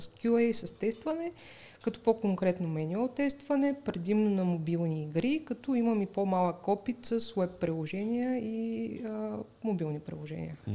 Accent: Razgrad, Razgrad Province, Bulgaria; аз съм от а, Разград

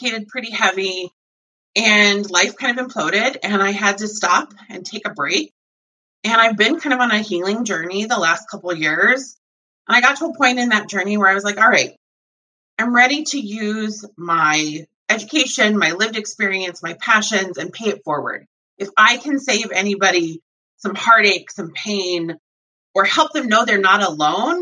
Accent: Montana, United States; I grew up in Montana.

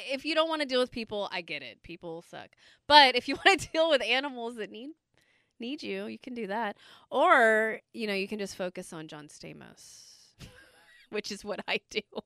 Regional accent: Bay Area, California, United States; I was born and raised in the Bay Area.

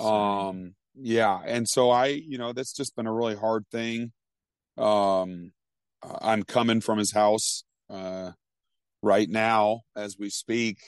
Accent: Vermont, United States; growing up in Vermont, I mean, Vermont's two percent Christian.

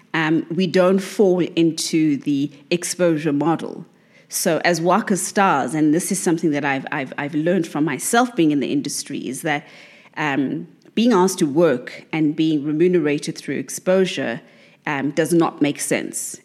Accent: South Africa; as a South African

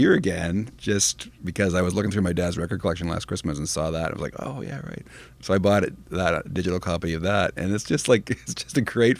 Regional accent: Canada; As a Canadian that grew up in the public school system

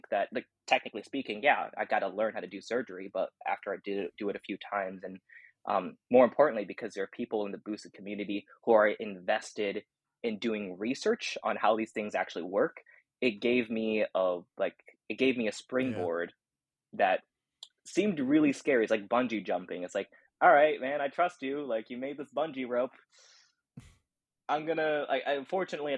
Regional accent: United States; I'm Chinese American

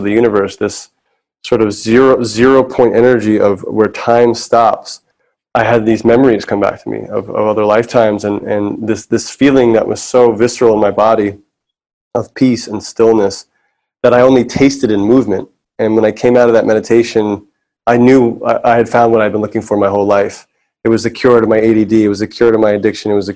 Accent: New York City, New York, United States; I grew up in New York City

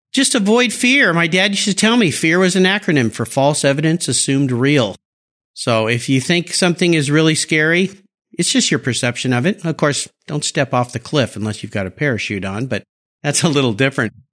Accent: Southern California, United States; also born or lived in San Diego / Los Angeles; now in Seattle area, United States; I live in a small town outside of Seattle, but I grew up in Southern California, San Diego, L

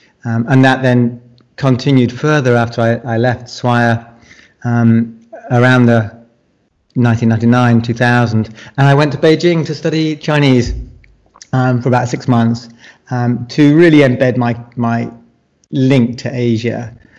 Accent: United Kingdom; also born or lived in Shanghai, China; now in Malaysia; I'm a British psychologist.

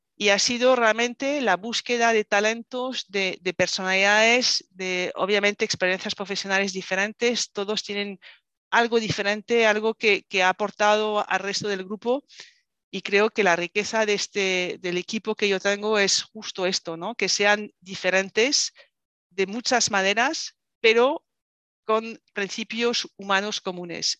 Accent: France; Spanish is a second language; moved away as an adult; now in Spain; soy francesa, me fui a vivir eh, a España

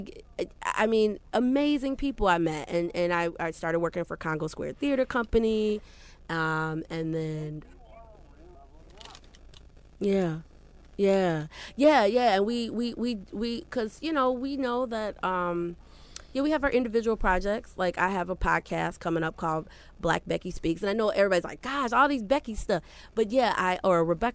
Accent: Skokie, Illinois, United States; also born or lived in Chicago, Illinois / Hampton, Virginia / New York; I grew up, when I was 5 years old, my mom and dad moved with me, of course, to Evanston, Skokie area. So I grew up in Skokie, Evanston area, down the street from Northwestern

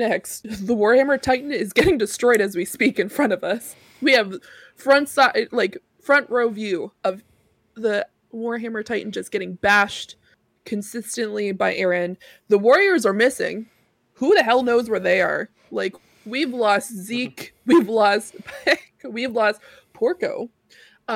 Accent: Canada; I'm Canadian.

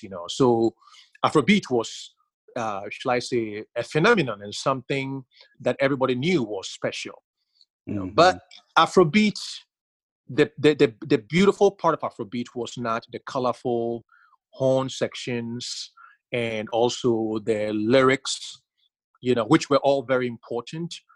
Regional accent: Ghana; growing up in Ghana

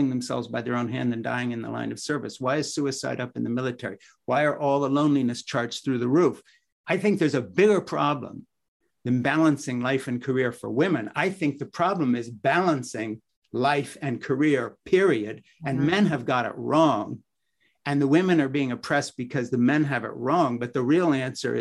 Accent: Switzerland; moved away; the village I grew up in Switzerland

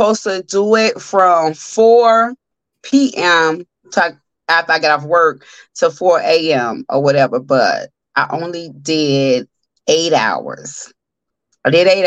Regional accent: Chicago, Illinois, United States; now in Las Vegas, United States; I'm from Chi-Town

